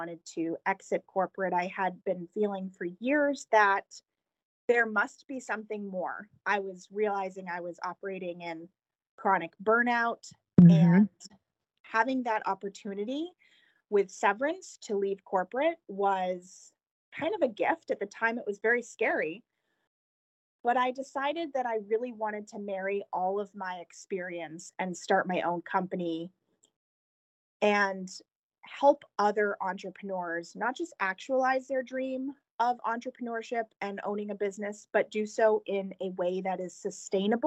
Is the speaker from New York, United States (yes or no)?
no; New Hampshire, United States; moved away as an adult; also born or lived in Emeryville, California / San Francisco; I was relocated back to the East Coast, where I'm originally from, to New Hampshire